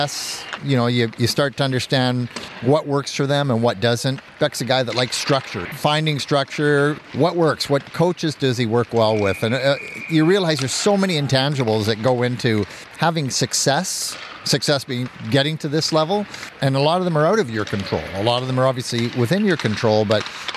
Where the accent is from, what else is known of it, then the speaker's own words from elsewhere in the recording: Canada; being Canadian